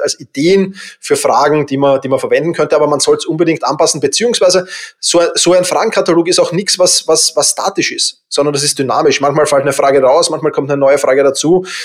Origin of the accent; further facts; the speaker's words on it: Vienna, Austria; ich bin halt Wiener